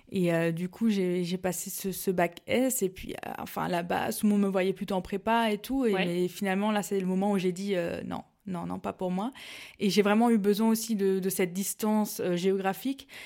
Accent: Mulhouse, Grand Est, France; fait je suis alsacienne pure je viens de, Mulhouse, donc dans le Haut-Rhin. Et j'ai passé toute mon enfance là-bas.

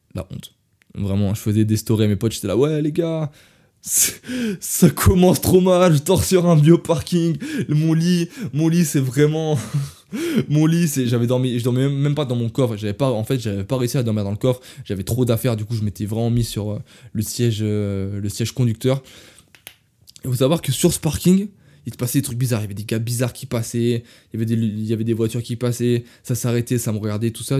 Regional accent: France; je suis français

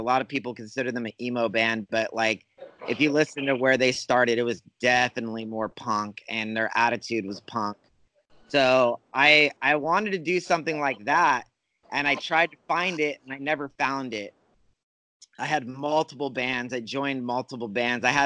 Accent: Fresno, California, United States; I'm born and raised in California.

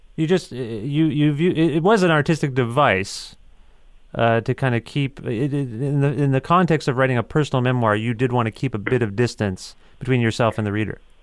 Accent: Ontario, Canada; I'm from Ontario

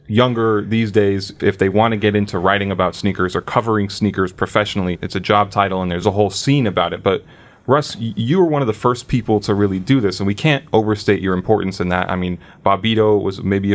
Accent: Long Island, New York, United States; Growing up in Long Island, though.

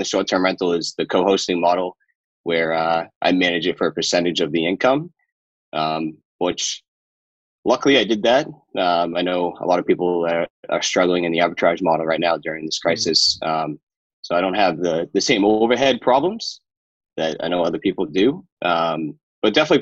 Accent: Boston, Massachusetts, United States; I'm from the Boston area

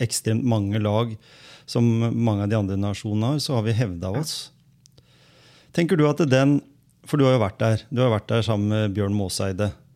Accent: Skien, Telemark, Norway; Jeg vokste jo opp på andre sida

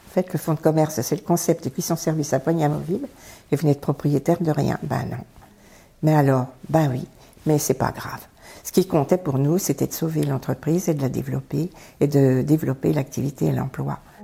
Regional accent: Arc-et-Senans, Bourgogne-Franche-Comté, France; j'ai grandi dans un magnifique village qui s'appelle euh, Arquesnan, dans le département du Doubs

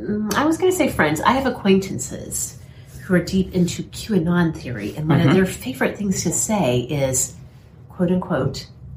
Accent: Oklahoma, United States; my hometown in Oklahoma.

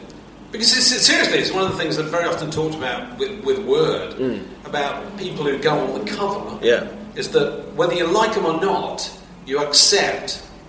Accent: Yorkshire and the Humber, United Kingdom; I don't like him because he sings in Yorkshire. I come from Yorkshire.

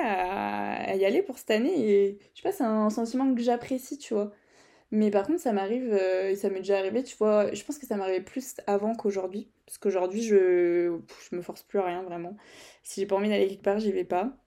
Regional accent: Brittany, France; accent: Breton; mon accent euh, anglais, breton mélangé

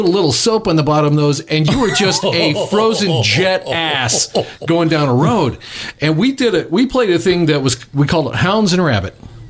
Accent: Ozark Mountains, the Ozarks, United States; When I was a kid, I grew up in the Ozark Mountains.

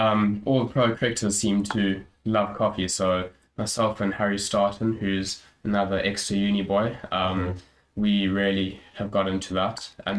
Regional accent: South Africa; moved away as an adult; now in United Kingdom; So obviously, I hope you can hear, I'm South African. very proud of that. But so I've been in the UK for nearly 3 years now

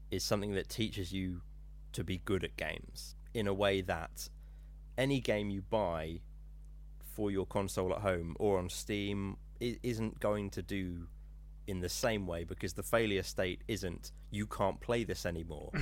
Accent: Norfolk, East of England, United Kingdom; I'm from Norfolk

